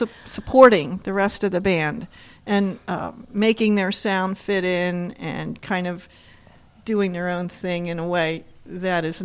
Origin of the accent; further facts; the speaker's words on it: Camden County, New Jersey, United States; now in Berks County, Pennsylvania, United States; I grew up in New Jersey, okay. In Camden County.